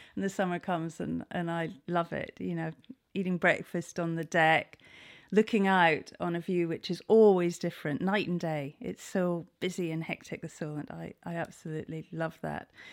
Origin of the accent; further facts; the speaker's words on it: Scotland, United Kingdom; moved away as an adult; now in Cowes, United Kingdom; I am Scottish.